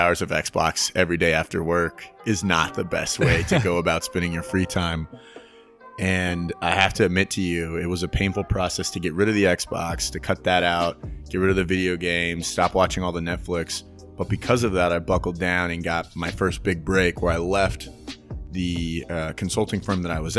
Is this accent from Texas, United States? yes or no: yes; San Antonio, Texas, United States; also born or lived in Mississippi; I was in San Antonio with my grandmother from basically two or three up until I graduated high school, but I'd spend my summers in Mississippi